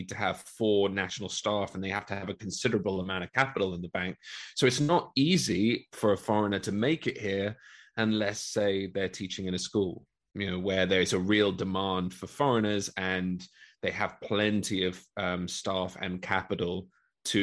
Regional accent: London, United Kingdom; also born or lived in Leeds; I'm originally from London in the UK.

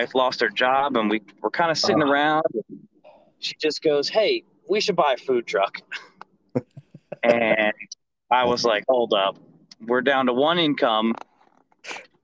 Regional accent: New Jersey, United States; moved away; growing up in Jersey, we always, my dad always took us to hot dog trucks. They're very popular up there

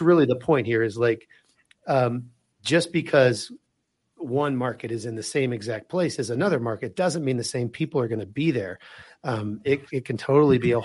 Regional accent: Wichita, Kansas, United States; moved away; I'm originally from Wichita, Kansas

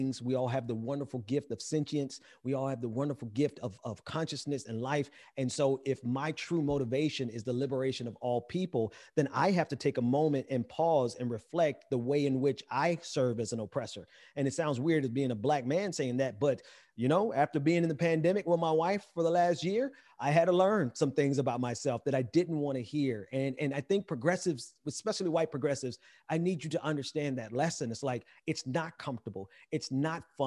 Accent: Mississippi, United States; I'm from Mississippi, so I'm not from the Caribbean.

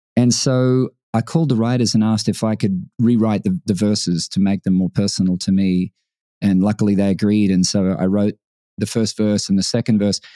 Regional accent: Brisbane, Queensland, Australia; moved away; Brisbane, my hometown

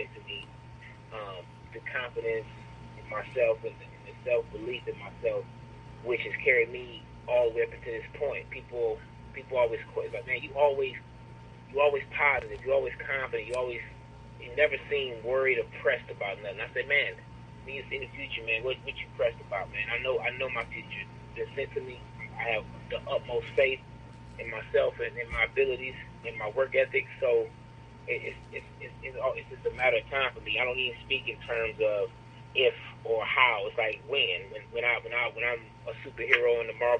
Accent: Detroit, Michigan, United States; growing up in Detroit, you know, early 80s

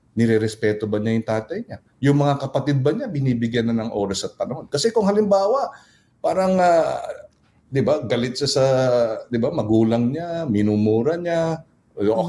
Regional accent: Pampanga, Philippines; kapampangan ako, we're very clannish

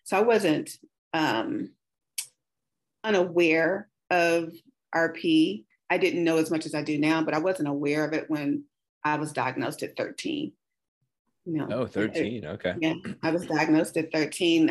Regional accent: Kansas City, Missouri, United States; I'm from the Midwest, KC Mo, home of barbecue and jazz

